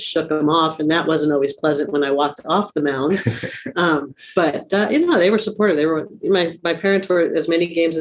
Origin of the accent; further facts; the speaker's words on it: Long Island, New York, United States; moved away as an adult; also born or lived in San Jose, California / Lincoln, Nebraska; now in California, United States; I grew up on Long Island. I am a very proud New Yorker